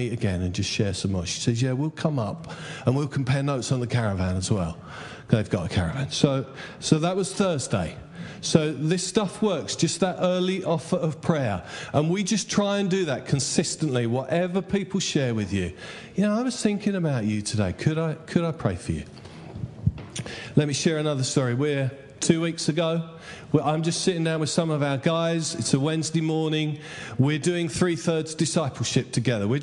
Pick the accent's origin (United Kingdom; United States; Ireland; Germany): United Kingdom; Essex, East of England; I'm from Essex.